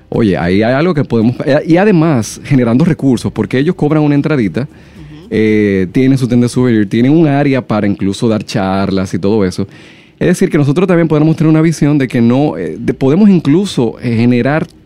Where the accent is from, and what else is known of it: Dominican Republic